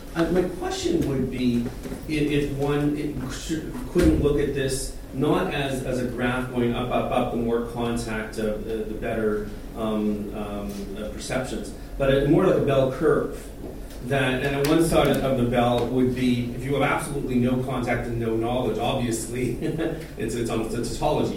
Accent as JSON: {"language": "English", "town": "Toronto", "region": "Ontario", "country": "Canada", "tie": "born or raised there", "said": "growing up in Toronto"}